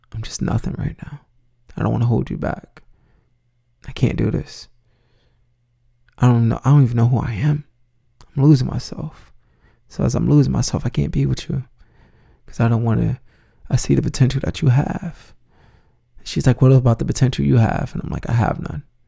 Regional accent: New York City, New York, United States; I'm originally from the Bronx

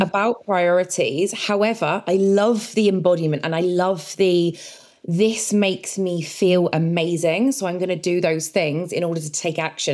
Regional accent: Spain; also born or lived in England; I grew up in Spain. I was very different when I was moved to Spain at 10 years old

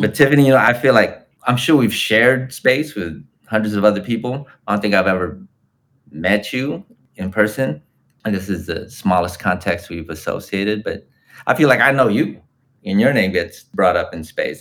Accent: Los Angeles, California, United States; I was born and raised in Los Angeles, in Tongva land, but my folks and my ancestors come from the so called Philippines

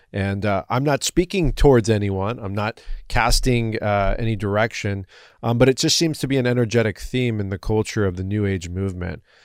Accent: Southern California, United States; an American born in Southern California

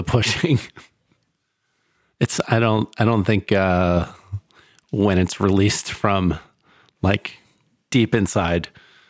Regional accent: Philadelphia, Pennsylvania, United States; moved away; I grew up in Philadelphia

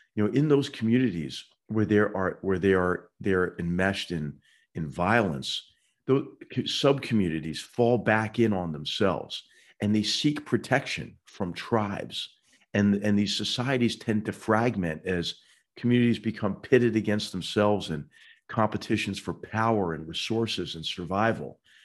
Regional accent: Philadelphia, Pennsylvania, United States; moved away; my hometown of Philadelphia

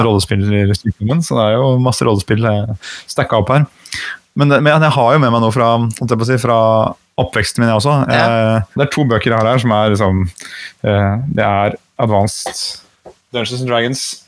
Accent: Gran, Innlandet, Norway; accent: Hadeland dialect; also born or lived in Gjøvik; jeg er født, født på Gjøvik og vokste opp på Hadeland

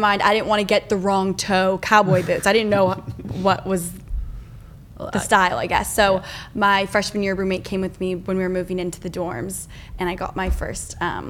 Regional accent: Newport Beach, California, United States; born or raised there; moved away as an adult; now in Austin, United States

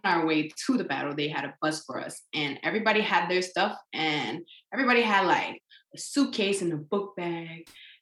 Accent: New York, United States; I'm from New York

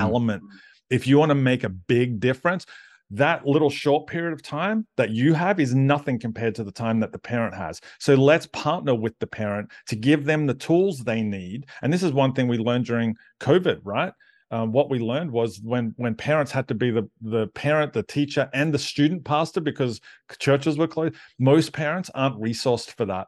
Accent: Australia; I'm Aussie

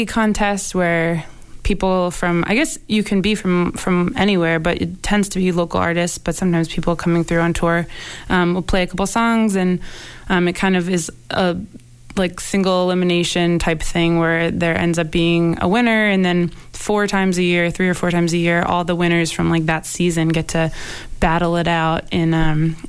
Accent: Portland, Maine, United States; moved away as an adult; now in Cambridge, United States; I'm originally from Portland, Maine, but I've been living in the Boston area in Cambridge now for 9 years.

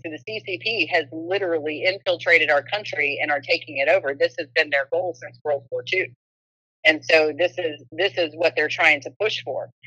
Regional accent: Oxford, Ohio, United States; my hometown of Oxford, Ohio

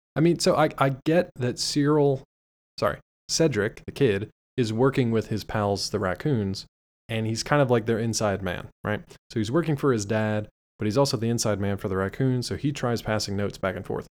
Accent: United States; we're American

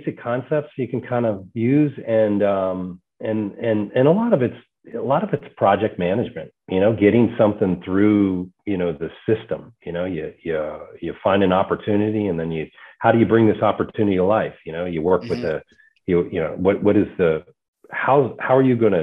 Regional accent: Northern Virginia, United States; moved away as an adult; also born or lived in Kentucky / Atlanta / Oregon / Pittsburgh; now in Richmond, United States; I grew up in Northern Virginia and then was in Kentucky for a little bit, Atlanta, Oregon, and Pittsburgh most recently

